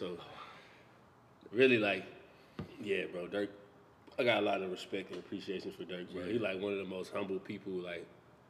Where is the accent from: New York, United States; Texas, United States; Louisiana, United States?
Texas, United States; I grew up in Texas, bro.